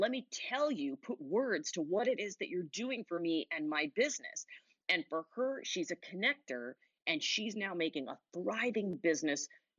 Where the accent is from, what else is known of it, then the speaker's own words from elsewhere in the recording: Huntington, New York, United States; moved away; I'm from Huntington originally